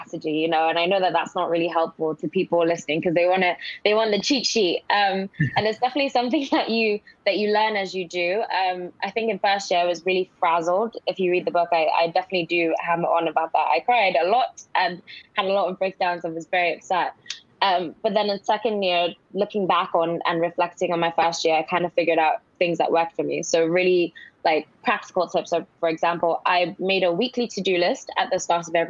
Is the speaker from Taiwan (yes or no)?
no; Nigeria; also born or lived in Cambridge, United Kingdom; now in United Kingdom; I grew up in Nigeria, first of all, went to school in Nigeria.